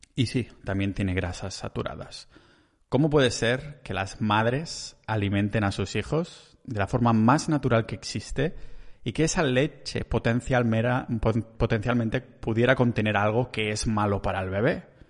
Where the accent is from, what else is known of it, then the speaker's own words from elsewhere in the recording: Catalonia, Spain; accent: Catalan; solo soy un catalán que el acento se me pone mucho de por medio